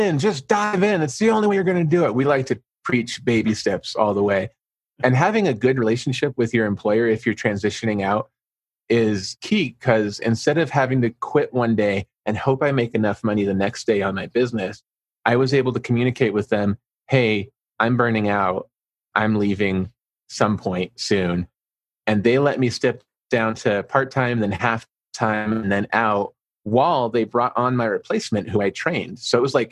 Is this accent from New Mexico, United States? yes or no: yes; Albuquerque, New Mexico, United States; I'm from Albuquerque, New Mexico